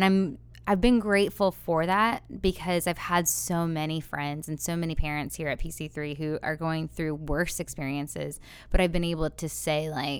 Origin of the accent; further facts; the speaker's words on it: Florida, United States; now in Cape Fear region, United States; I grew up in Florida.